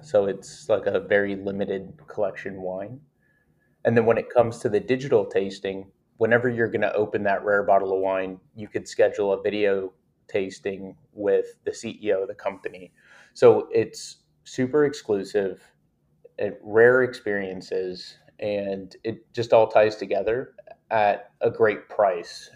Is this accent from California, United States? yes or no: yes; Napa Valley, California, United States; I grew up with a family of vintners, so my family grew and sold grapes, and I'm from Napa Valley, California